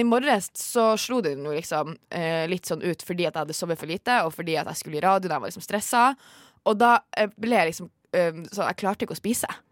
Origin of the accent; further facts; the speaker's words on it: Tromsø, Troms, Norway; moved away; hjemme i Tromsø så er det jo mørketid